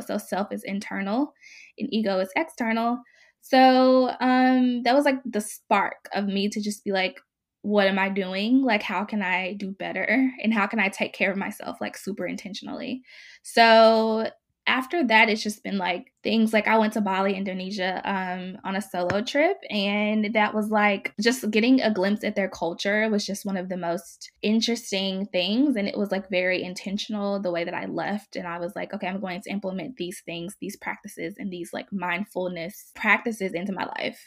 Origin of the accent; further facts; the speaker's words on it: Mississippi, United States; now in Oakland, United States; I am currently based in Oakland, California, and I was born and raised in Mississippi.